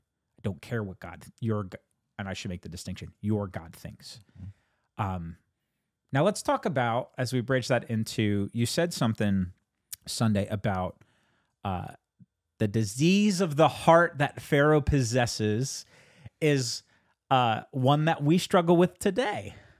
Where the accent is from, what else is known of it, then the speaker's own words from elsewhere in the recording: United States; born there; I was born in 1986 in the United States of America. And I feel like the culture that I inherited and the culture that I've grown up